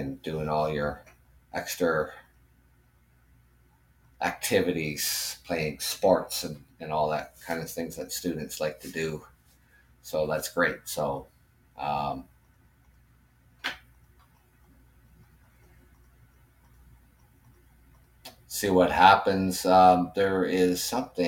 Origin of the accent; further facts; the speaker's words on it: Canada; as a Canadian